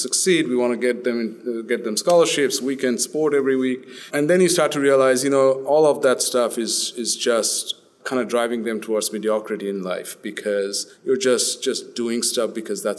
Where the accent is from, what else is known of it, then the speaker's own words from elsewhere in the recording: Australia; moved away as an adult; also born or lived in India; now in United States; We grew up in Australia since we were about 10 years old